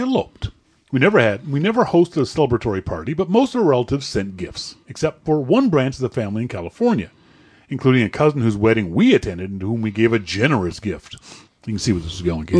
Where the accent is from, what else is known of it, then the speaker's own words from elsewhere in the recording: Nova Scotia, Canada; I'm from Nova Scotia.